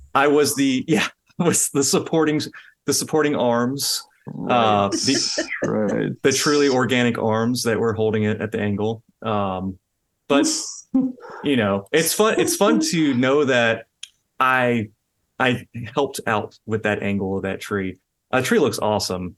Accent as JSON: {"language": "English", "region": "Louisiana", "country": "United States", "tie": "born or raised there"}